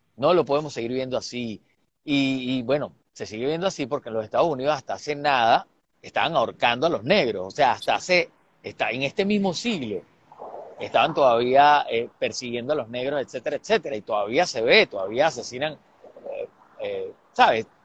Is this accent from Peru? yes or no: no; Venezuela